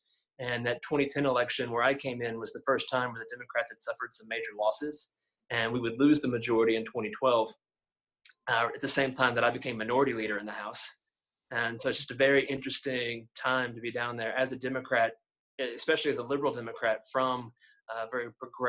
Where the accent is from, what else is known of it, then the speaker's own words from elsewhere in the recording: Springdale, Arkansas, United States; also born or lived in Fayetteville, Arkansas; So native in Northwest Arkansas, born and raised in Springdale, did move to Fayetteville for college, went to the university